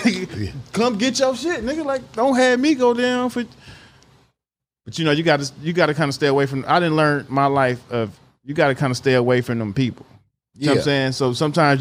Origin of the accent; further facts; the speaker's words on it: Bay Area, California, United States; also born or lived in Richmond, California / Oakland, California / Vallejo, California / Livermore, California; Before I graduated out of high school, I went to 18 different schools. From Richmond to Oakland, I mean Vallejo, back and forth from Richmond to Oakland all my life, back and forth.